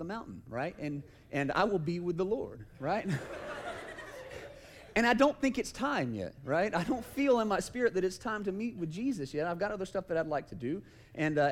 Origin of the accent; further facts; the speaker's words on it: Kennesaw, Georgia, United States; also born or lived in Paulding County, Georgia; I grew up in Kennesaw